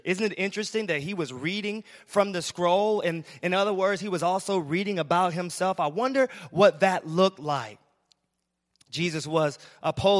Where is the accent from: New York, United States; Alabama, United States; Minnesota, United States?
Alabama, United States; I'm from Alabama, so I'm used to country roads